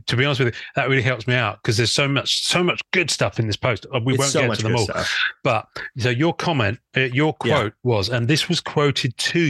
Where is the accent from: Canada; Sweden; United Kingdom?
United Kingdom; I'm a Brit. I'm quite reserved.